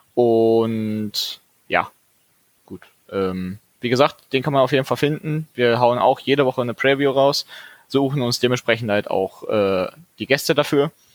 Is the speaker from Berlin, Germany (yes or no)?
no; Dortmund, North Rhine-Westphalia, Germany; für mich als Dortmunder